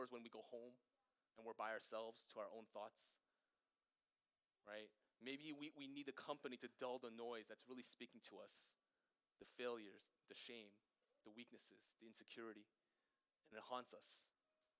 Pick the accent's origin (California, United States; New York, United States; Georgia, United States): New York, United States; New York City; also born or lived in Greenpoint, Brooklyn; I grew up in Flushing my entire life, and now I live in Greenpoint